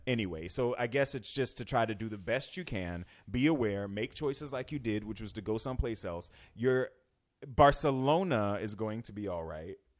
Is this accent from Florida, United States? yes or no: yes; Florida, United States; moved away as an adult; now in Northern California, United States; I'm from a touristy place. I'm from Florida